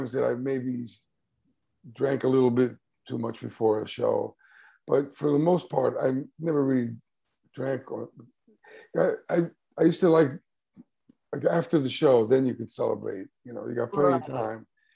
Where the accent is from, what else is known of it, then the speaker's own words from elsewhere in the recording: New York City, New York, United States; also born or lived in Bronx; I was raised in Manhattan, but we moved to the Bronx while I was still in high school